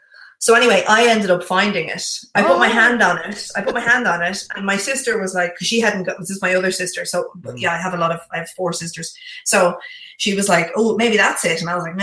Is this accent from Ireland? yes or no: yes; Bray, Leinster, Ireland; It was in my hometown today.